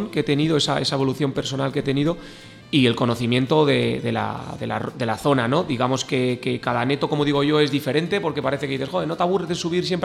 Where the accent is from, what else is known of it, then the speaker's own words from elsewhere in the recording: Barakaldo, Basque Country, Spain; now in Benasque Valley, Spain; nací en Baracaldo